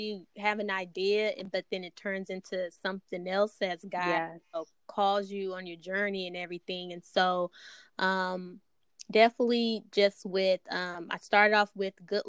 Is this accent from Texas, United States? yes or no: yes; Dallas, Texas, United States; from Dallas, Texas. Born and raised